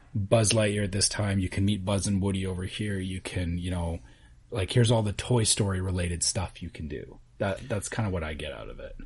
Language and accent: English; Canada; as a Canadian